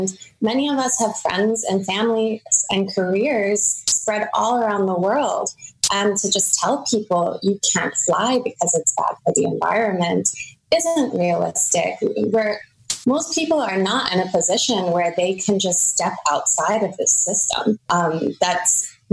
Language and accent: English; United States; now in Germany; myself as an American who lives in Germany